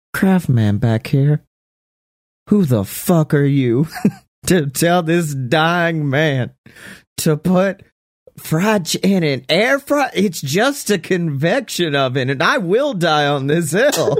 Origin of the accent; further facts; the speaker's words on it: Oxford, Mississippi, United States; my hometown